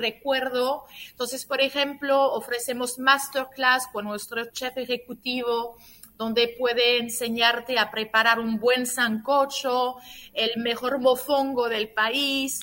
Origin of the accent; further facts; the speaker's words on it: France; now in Dominican Republic; nací, en Francia y como, como siempre digo, aún haber nacido en Francia y teniendo también un papá italiano, me siento dominicana de corazón